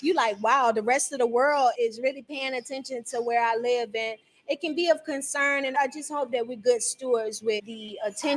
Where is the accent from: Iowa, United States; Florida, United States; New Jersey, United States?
Florida, United States; I'm from Florida